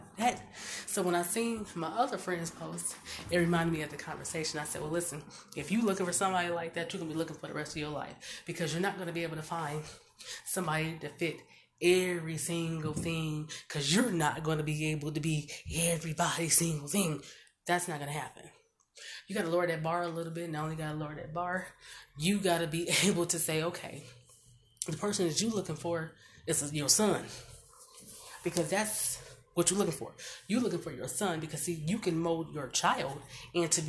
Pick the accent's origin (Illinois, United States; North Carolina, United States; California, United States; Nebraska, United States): Nebraska, United States; Omaha; I was born and raised in North Omaha Bottoms